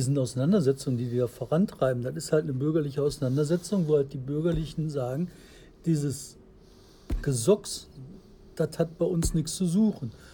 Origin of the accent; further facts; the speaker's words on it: Bottrop, North Rhine-Westphalia, Germany; ich komme aus Fulmburg. Also Bottrop Fuhlenbrock.